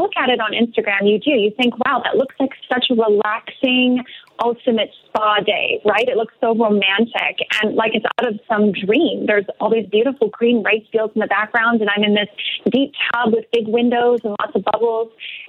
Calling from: Mexico; And right now I'm calling in from Mexico.

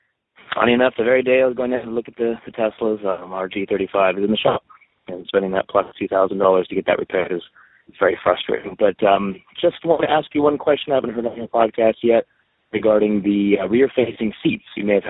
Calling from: San Diego, California, United States; I'm from San Diego.

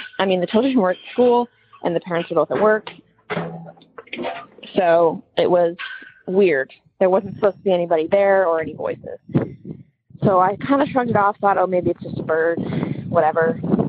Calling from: Eugene, Oregon, United States; Hi there, everybody. … I'm from Eugene, Oregon. And I'm calling with a little bit of a weird story I had happen to me about a month ago.

